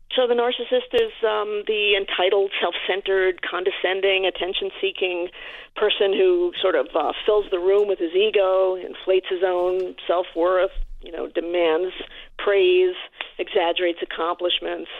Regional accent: New York City, New York, United States; I am a New Yorker

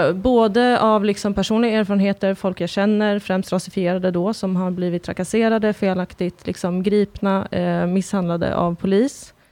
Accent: Sweden; also born or lived in Kurdistan; som svensk

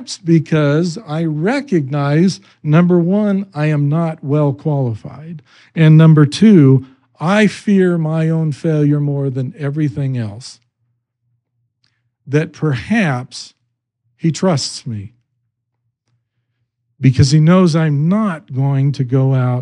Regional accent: Idaho, United States; I grew up in Idaho

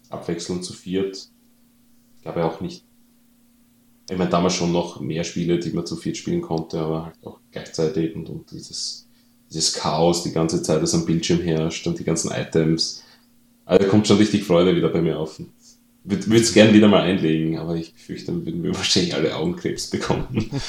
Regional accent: Austria; now in Germany; das für mich als Österreicher natürlich sehr verwunderlich ist, weil bei uns gibt es sowas nicht wie Indizierung.

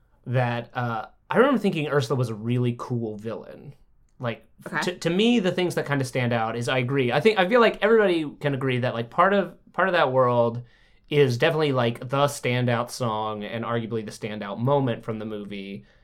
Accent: Alabama, United States; now in Los Angeles, United States; I grew up in Alabama.

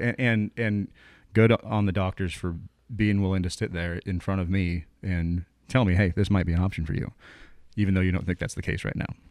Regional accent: Willamette Valley, Oregon, United States; moved away as an adult; I grew up in the Willamette Valley, came down here for school

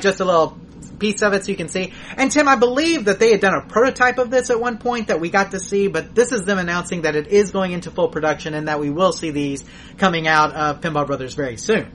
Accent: Texas, United States; we said from Texas

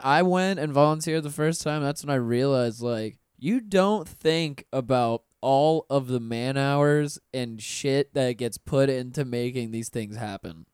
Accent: Pensacola, Florida, United States; now in Orlando, United States; Pensacola, my hometown

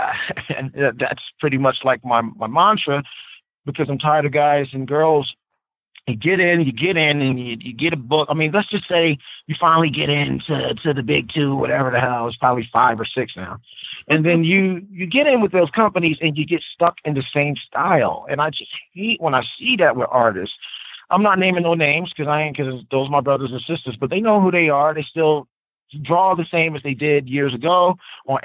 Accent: Trenton, New Jersey, United States; I come from Trenton, New Jersey. It's not a lot of places you can get art supplies and shit.

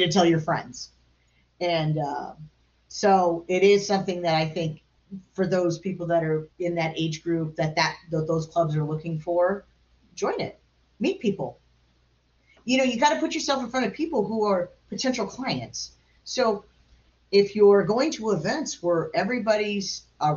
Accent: Long Beach, California, United States; I'm from Long Beach, California. My family's lived in the same neighborhood for 81 years.

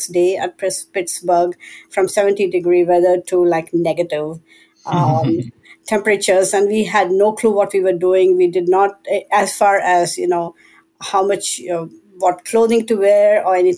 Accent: India; moved away; We are immigrants from India

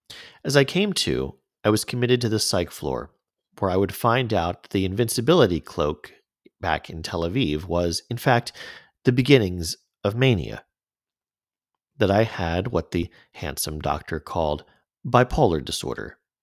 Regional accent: Canada; As a Canadian abroad, I worked as an editor for 2 Israeli regional magazines

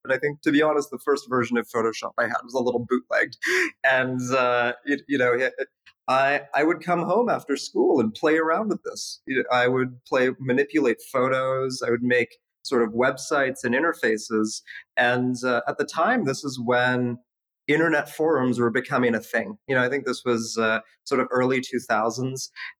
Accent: Canada; I mean, Canada was incredible. My parents moved there in the 80s, you know, during the Civil War, and they just wanted me to have access to a good education. So, you know, just like every good Canadian kid, I played ice hockey growing up

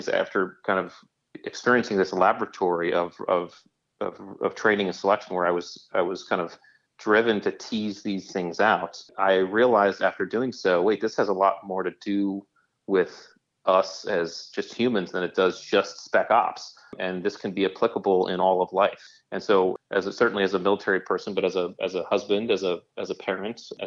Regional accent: Connecticut, United States; as a kid growing up in Connecticut, I had a really nice youth

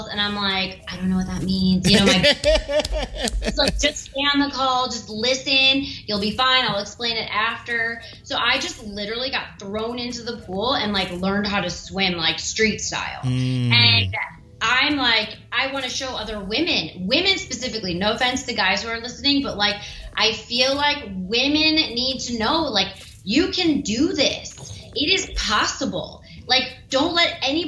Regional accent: Ohio, United States; I'm a girl from Ohio.

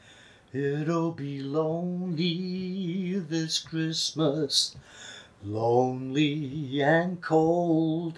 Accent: Manchester, North West England, United Kingdom; Listen to my accent. In Manchester, we say mud

